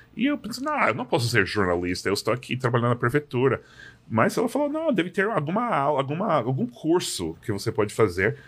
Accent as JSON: {"language": "Portuguese", "region": "Massachusetts", "country": "United States", "also_born_or_lived": "New York", "second_language": "Portuguese", "moved": "yes", "said": "sou de Massachusetts e fui para a faculdade"}